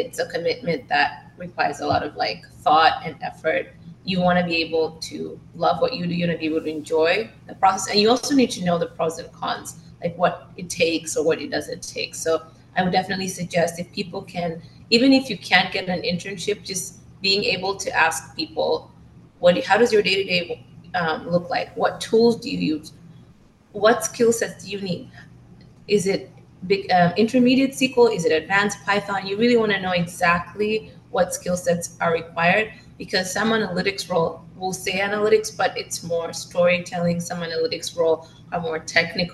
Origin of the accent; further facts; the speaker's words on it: Tanzania; I'm from Tanzania